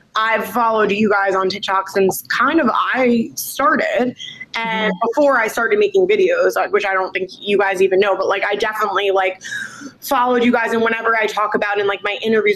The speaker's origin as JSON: {"language": "English", "area": "Long Island", "region": "New York", "country": "United States", "tie": "born or raised there", "also_born_or_lived": "Manhattan, New York", "said": "I am from Manhattan, New York, New York. Okay. But I ended up going growing up in Long Island"}